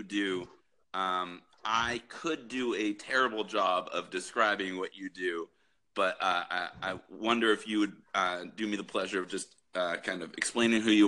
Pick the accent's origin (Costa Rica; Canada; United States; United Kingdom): Canada; As a Canadian